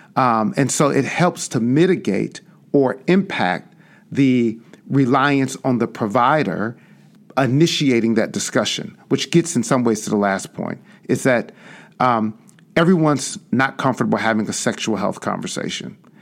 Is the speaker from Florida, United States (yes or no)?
no; Chicago, Illinois, United States; born or raised there